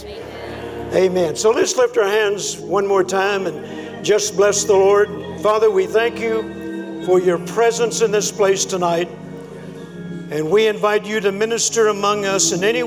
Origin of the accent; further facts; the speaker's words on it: Louisiana, United States; also born or lived in Mississippi; I was born in Mississippi, but I grew up in Louisiana